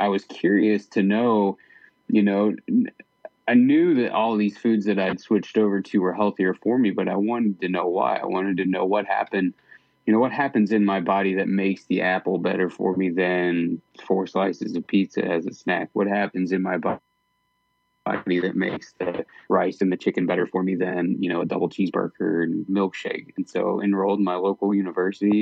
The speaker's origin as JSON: {"language": "English", "region": "Midwest", "country": "United States", "tie": "born or raised there", "moved": "as an adult", "lives_now": "Idaho, United States", "said": "I grew up in the Midwest with no exposure to the mountains at all"}